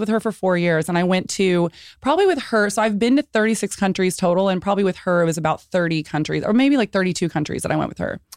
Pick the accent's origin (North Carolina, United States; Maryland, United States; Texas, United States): Texas, United States; San Antonio; I was born in San Antonio